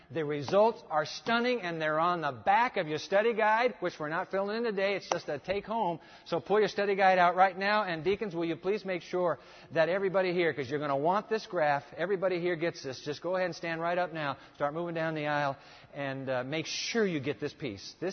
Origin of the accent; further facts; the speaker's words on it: Japan; Now, look, when I grew up, I grew up in Japan. Let me tell you about the breakfast cereals in Japan.